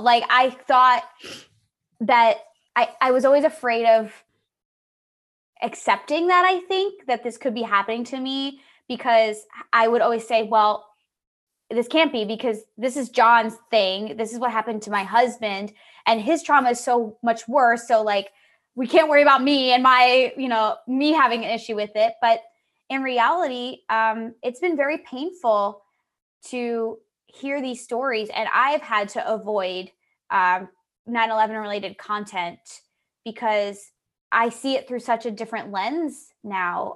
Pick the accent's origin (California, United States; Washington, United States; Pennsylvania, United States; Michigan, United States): Pennsylvania, United States; we're from Pennsylvania